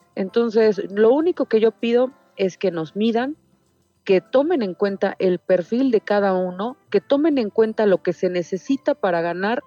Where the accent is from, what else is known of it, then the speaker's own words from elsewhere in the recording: Mexico City, Mexico; yo crecí toda la vida en el barrio de Tepito